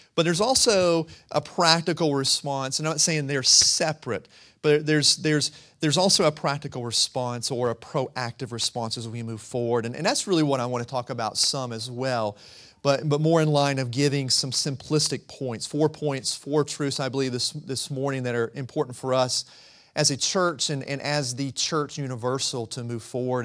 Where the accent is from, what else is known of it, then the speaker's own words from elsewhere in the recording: rural North Carolina, United States; I'm from the mountains. I'm from rural North Carolina too, so I say humble. I put that H in there